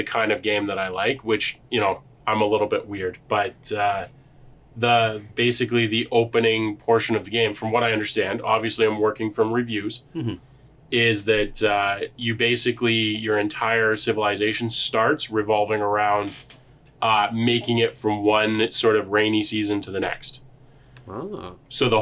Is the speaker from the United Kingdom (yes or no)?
no; Canada; We are Canadian